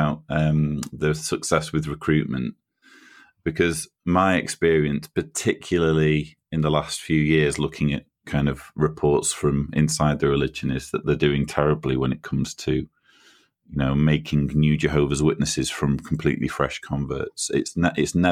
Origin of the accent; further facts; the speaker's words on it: Manchester, North West England, United Kingdom; moved away as an adult; now in Croatia; You can probably tell from my accent that I'm a Brit. I was born and raised in Manchester or near Manchester in the UK